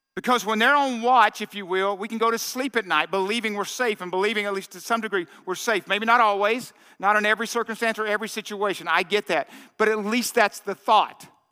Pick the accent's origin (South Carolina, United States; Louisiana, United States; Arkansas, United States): Arkansas, United States; I grew up in Arkansas in that little uh, uh, car lot my dad had